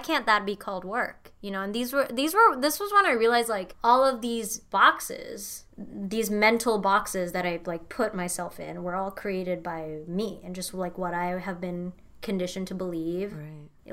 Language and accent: English; Indonesia; moved away as an adult; now in Los Angeles, United States; I was born and raised in Indonesia